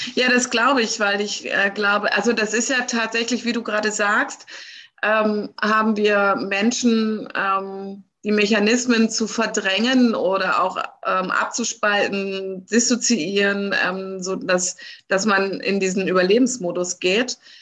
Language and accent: German; Germany; mich als Deutsche